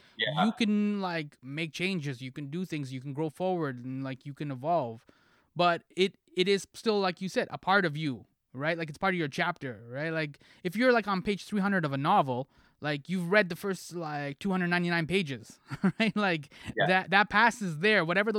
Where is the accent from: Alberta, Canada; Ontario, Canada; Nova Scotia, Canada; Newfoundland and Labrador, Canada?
Ontario, Canada; Toronto; So I'm from Toronto.